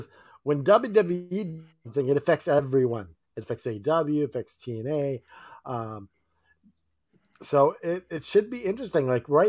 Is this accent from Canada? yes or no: yes; Canada; I'm from Canada. I'm from Canada.